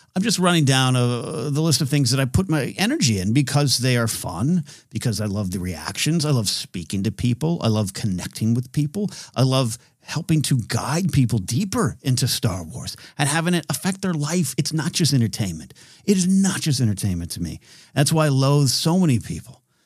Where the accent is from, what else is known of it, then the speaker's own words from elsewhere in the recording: California, United States; in my hometown.